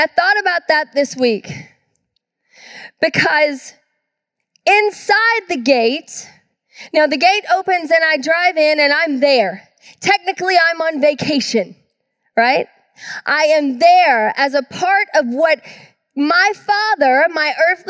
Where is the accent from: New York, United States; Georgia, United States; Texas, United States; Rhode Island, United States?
Georgia, United States; now in Tacoma, United States; I grew up in the South in Georgia